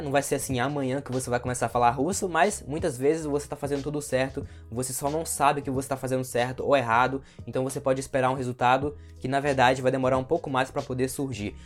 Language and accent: Portuguese; Brazil; nós que somos brasileiros